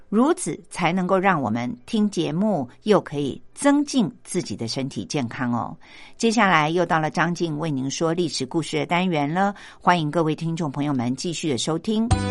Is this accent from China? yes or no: no; Taiwan; 我们台湾人